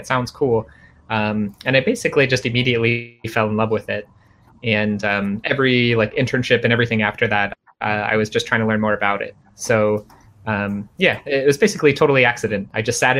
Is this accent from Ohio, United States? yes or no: yes; Cincinnati, Ohio, United States; moved away; I'm from Cincinnati